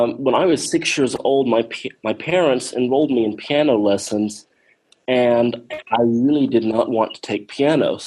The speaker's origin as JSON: {"language": "English", "town": "Talladega", "region": "Alabama", "country": "United States", "tie": "born or raised there", "said": "First Baptist Church of Talladega, Alabama, my hometown"}